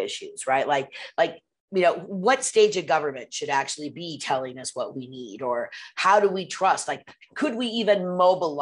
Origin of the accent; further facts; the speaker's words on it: Pacific Northwest, United States; I grew up in the Pacific Northwest